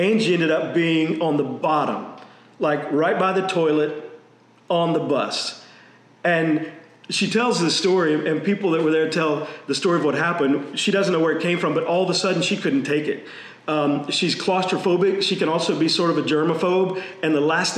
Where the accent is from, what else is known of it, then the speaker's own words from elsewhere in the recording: Texas, United States; I grew up in Texas